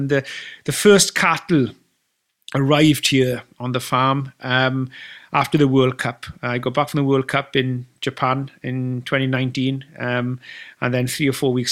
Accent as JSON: {"language": "English", "region": "Wales", "country": "United Kingdom", "said": "as a Welshman"}